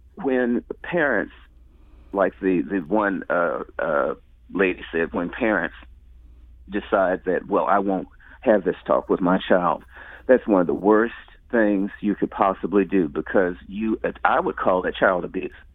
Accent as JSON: {"language": "English", "town": "St. Louis", "region": "Missouri", "country": "United States", "tie": "born or raised there", "said": "I grew up in the Ville. Uh, lived there most of my life"}